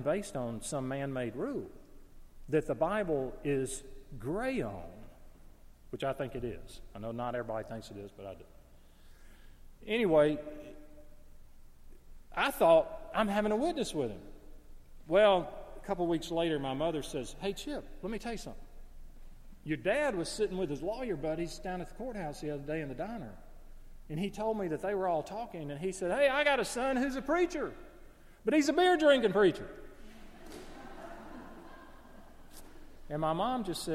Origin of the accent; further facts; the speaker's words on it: Gadsden, Alabama, United States; moved away; I'm in my hometown of Gadsden, Alabama